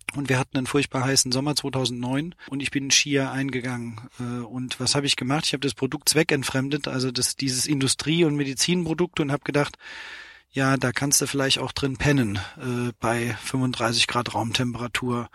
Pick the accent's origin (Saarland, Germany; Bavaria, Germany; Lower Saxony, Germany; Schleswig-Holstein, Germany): Saarland, Germany; Steinbach bei Ottweiler; ich bin ein gebürtiger Saarländer, komme aus einem Ort namens äh, Steinbach bei Ottweiler